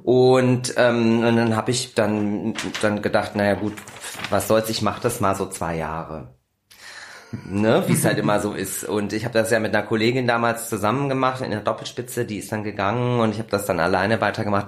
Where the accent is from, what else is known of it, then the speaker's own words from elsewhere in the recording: Kassel, Hesse, Germany; moved away as an adult; now in Berlin, Germany; Ich komme aus dem wunderschönen Kassel